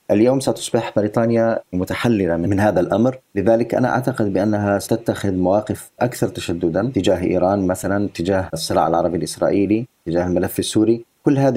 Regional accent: United Kingdom; يعني أنا كبريطاني مثلا أخرج اليوم وأذهب من بريطانيا إلى أقصى أوروبا بدون أن أتوقف على أي حدود

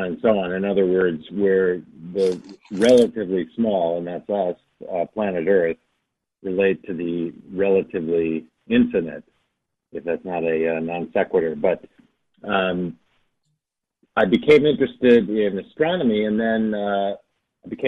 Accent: outside of Chicago, Illinois, United States; the home where I grew up outside of Chicago

